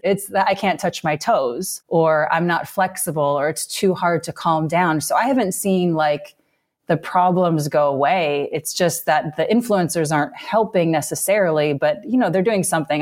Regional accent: Illinois, United States; moved away; growing up in Illinois

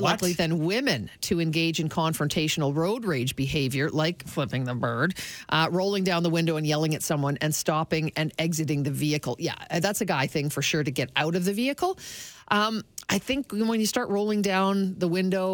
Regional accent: Toronto, Ontario, Canada; moved away; I'm from Toronto. My family's there

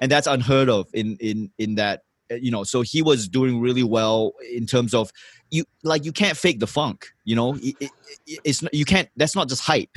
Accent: Johor Bahru, Johor, Malaysia; first language English; also born or lived in Singapore; I woke up in Malaysia, Johor Bahru. I would take the school bus to Singapore in the morning.

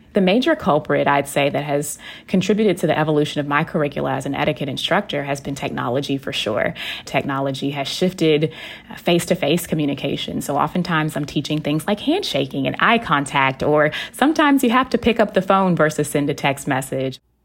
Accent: Texas, United States; I am from Texas and y'all is a part of my vernacular

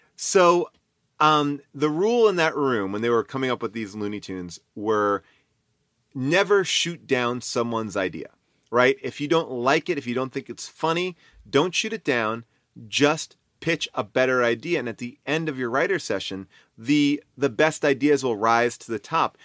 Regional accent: Long Island, New York, United States; moved away as an adult; I was from Long Island

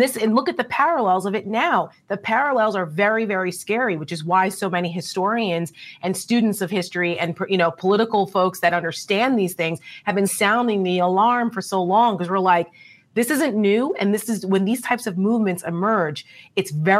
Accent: Paramus, New Jersey, United States; Annual 4th of July parades were a big deal in my hometown in Paramus, New Jersey.

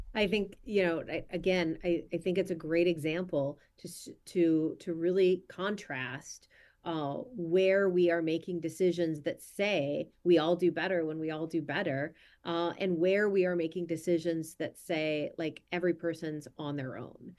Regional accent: Minnesota, United States; my home state of Minnesota

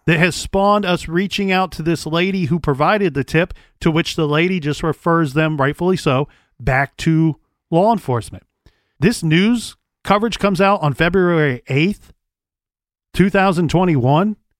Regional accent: Columbus, Ohio, United States; born and raised in Columbus, here in Columbus

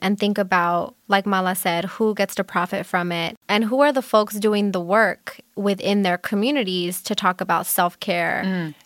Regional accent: Los Angeles, California, United States; I am also born and raised in Los Angeles

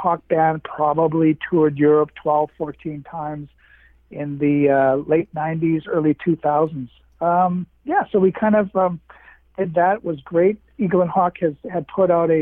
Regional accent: Winnipeg, Manitoba, Canada; I'm from Winnipeg, again, in Manitoba.

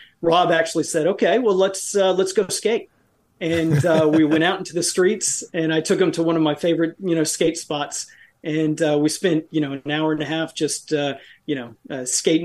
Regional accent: New York City, New York, United States; moved away; also born or lived in Texas; I grew up in New York

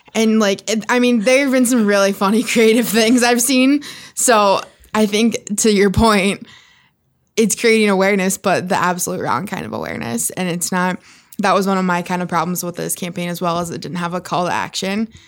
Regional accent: South Dakota, United States; moved away; from my hometown on my high school football field

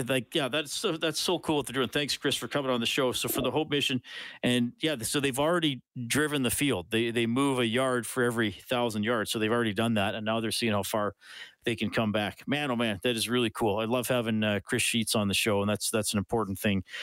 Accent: Kitchener-Waterloo, Ontario, Canada; born there; I, I was born in Kitchener Waterloo, Ontario, my friend.

